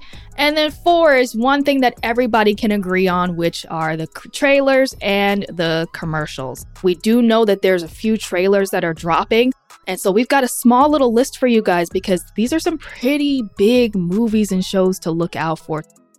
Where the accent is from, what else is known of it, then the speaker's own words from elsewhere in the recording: Ohio, United States; I guess you could say I'm from Ohio, not the Cincinnati area